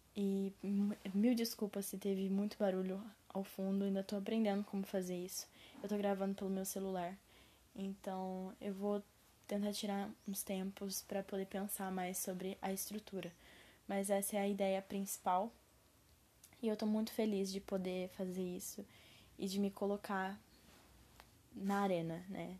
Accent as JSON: {"language": "Portuguese", "region": "interior of São Paulo", "country": "Brazil", "accent": "caipira (interior paulista, retroflex r)", "said": "eu moro numa cidade do interior de São Paulo. Então, a minha voz, né, o meu sotaque, eu vou falar verde, porta e portão."}